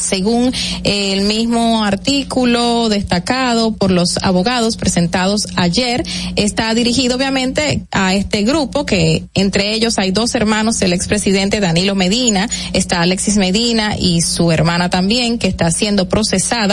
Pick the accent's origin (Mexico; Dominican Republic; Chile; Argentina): Dominican Republic; uno como dominicano